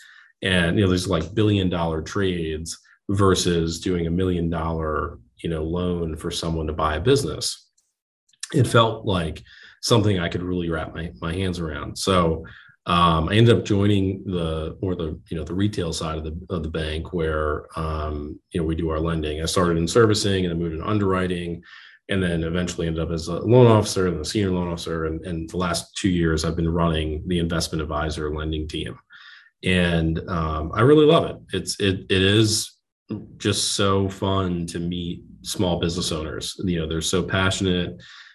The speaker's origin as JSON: {"language": "English", "region": "New Jersey", "country": "United States", "said": "So I'm from New Jersey originally, went to school in Pennsylvania, went to Bucknell, graduated and moved into Manhattan"}